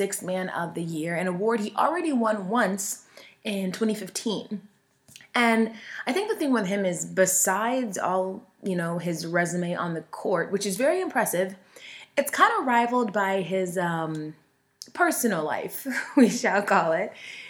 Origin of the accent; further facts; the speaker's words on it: Gwinnett County, Georgia, United States; you know how proud I am to be from Gwinnett County.